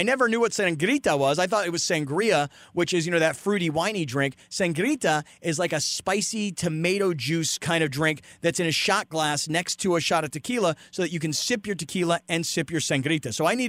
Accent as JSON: {"language": "English", "region": "California", "country": "United States", "said": "I mean, we're white boys from California"}